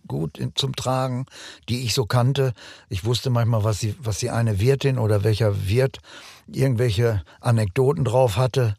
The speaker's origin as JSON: {"language": "German", "town": "Bielefeld", "region": "North Rhine-Westphalia", "country": "Germany", "tie": "born or raised there", "also_born_or_lived": "Silesia", "said": "Von seit Kind auf bin ich schon hier, seit ja. dem ersten Schuljahr"}